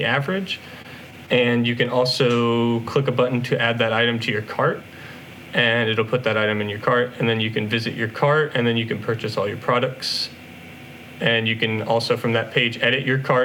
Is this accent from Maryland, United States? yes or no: no; Nashville, Tennessee, United States; also born or lived in Knoxville, Tennessee; I was born and raised in Nashville, Tennessee